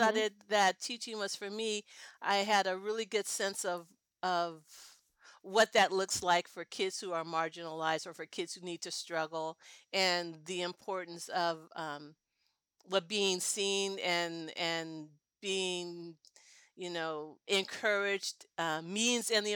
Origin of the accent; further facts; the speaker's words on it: California, United States; also born or lived in Denver, Colorado / Oakland, California; I was born in Denver. And then my dad moved out earlier, but our move to California happened when I was in the second grade